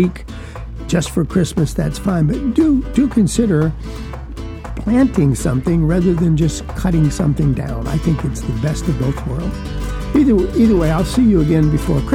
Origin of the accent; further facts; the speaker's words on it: South Georgia, United States; moved away; also born or lived in Texas / Southern Virginia; Where I was raised in South Georgia as a young man